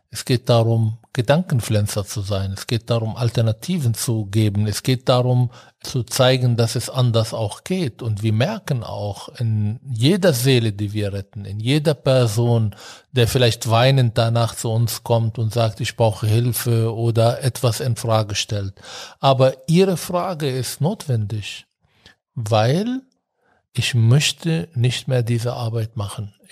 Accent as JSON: {"language": "German", "region": "Berlin", "country": "Germany", "said": "Wir haben hier angefangen, als Berliner übrigens in Bayern zu arbeiten."}